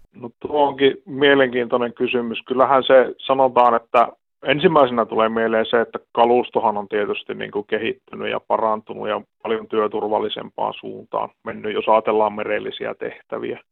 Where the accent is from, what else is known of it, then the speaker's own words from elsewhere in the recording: Tornio, Lapland, Finland; now in Oulu, Finland; mä oon itsekin Torniosta lähtösi ja, ja tosiaan yhdeksänkymmentäluvun loppupuolella on muuttanut sieltä Ouluun